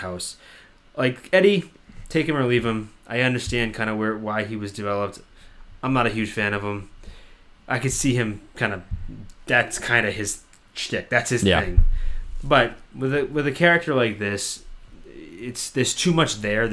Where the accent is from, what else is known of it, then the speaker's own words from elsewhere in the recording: Massachusetts, United States; moved away; you and I are both from Massachusetts, we're from New England, we're from that area